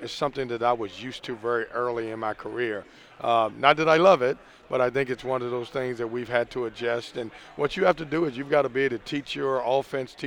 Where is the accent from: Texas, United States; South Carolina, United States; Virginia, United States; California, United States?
Virginia, United States; Lynchburg; moved away as an adult; also born or lived in Chatham, Virginia; now in Raleigh, United States; I'm born and raised in Lynchburg, Virginia.